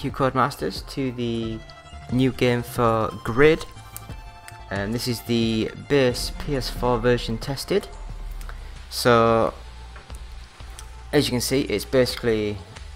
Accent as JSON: {"language": "English", "region": "England", "country": "United Kingdom", "said": "I'm English"}